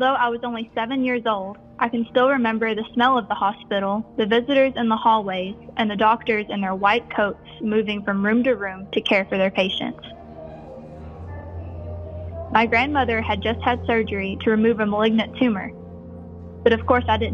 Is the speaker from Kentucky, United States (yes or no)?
yes; Stanton, Kentucky, United States; I grew up in Stanton, Kentucky.